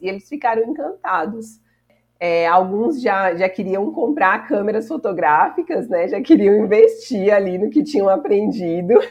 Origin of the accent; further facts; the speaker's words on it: São Paulo, Brazil; now in Juazeiro, Brazil; E como eu sou de São Paulo